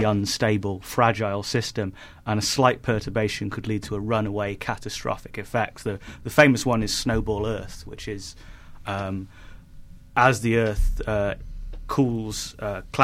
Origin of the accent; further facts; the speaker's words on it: United Kingdom; I'm a northerner.